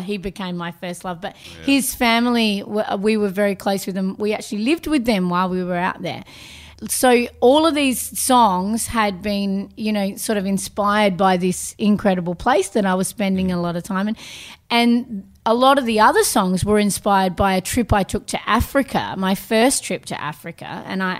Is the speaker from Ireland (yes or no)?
no; Southend, South Australia, Australia; also born or lived in Mount Gambier, South Australia; I was born in Mount Gambier and then the little place Southend, the little fishing village, is my dad's hometown, and I spent half of my childhood in that town and the other half of my childhood in the outback of Australia